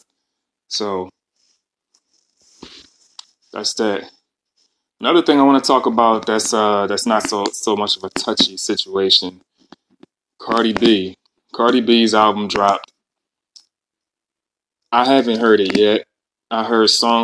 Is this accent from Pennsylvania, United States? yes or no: yes; Philadelphia, Pennsylvania, United States; I'm from Philadelphia